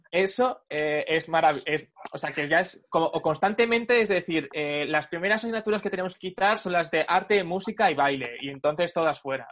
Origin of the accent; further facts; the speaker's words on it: Talavera de la Reina, Castilla-La Mancha, Spain; Talavera de la Reina, de donde yo soy